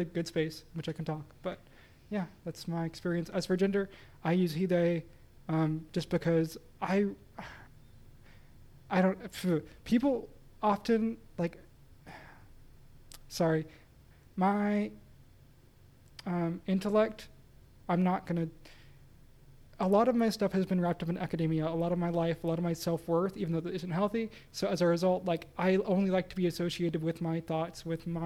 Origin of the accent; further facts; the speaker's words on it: the Bible Belt, the South, United States; we grew up in the Bible Belt.